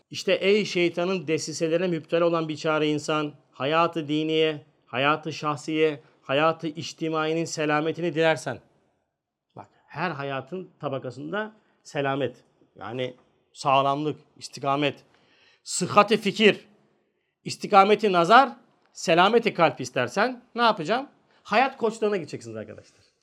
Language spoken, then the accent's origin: Turkish; Turkey; Biz Türküz